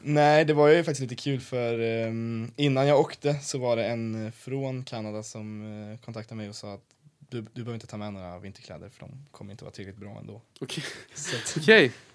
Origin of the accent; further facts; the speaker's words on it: Sweden; also born or lived in Canada; Jag var den enda från Sverige i år.